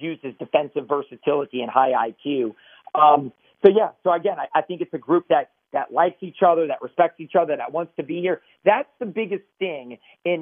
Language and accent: English; New Orleans, Louisiana, United States; New Orleans is the team I cover, and I'm from New Orleans.